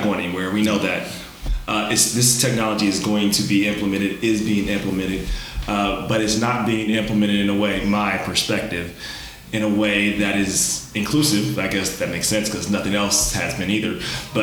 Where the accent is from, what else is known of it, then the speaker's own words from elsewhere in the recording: Cincinnati, Ohio, United States; I'm born in the other part of the world, Cincinnati